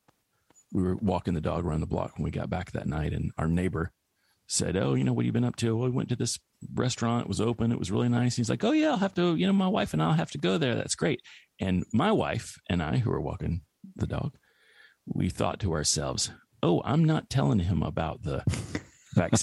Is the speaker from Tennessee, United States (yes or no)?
yes; Tennessee, United States; moved away; back to my hometown